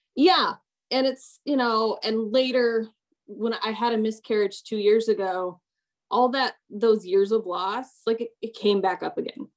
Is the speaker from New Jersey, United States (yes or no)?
no; Orem, Utah, United States; also born or lived in Long Beach, California / Atlanta metro area, Georgia; now in Atlanta, United States; I was born in Long Beach in California